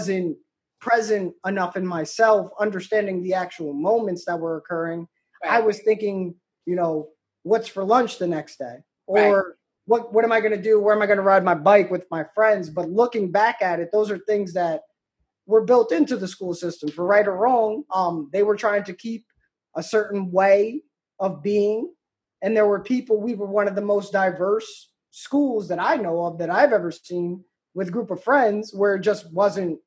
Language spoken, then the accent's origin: English; Davies, New York, United States; I'm from Davies, where I live